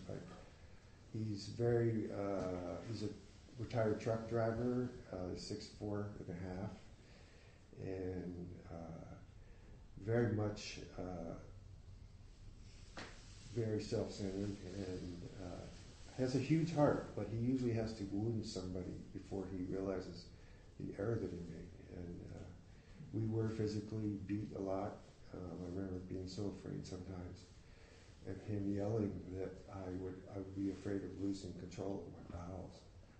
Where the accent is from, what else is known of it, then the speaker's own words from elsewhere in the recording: Philadelphia, Pennsylvania, United States; born there; I was born in Philadelphia and in a hospital named after the first homeopathic physician.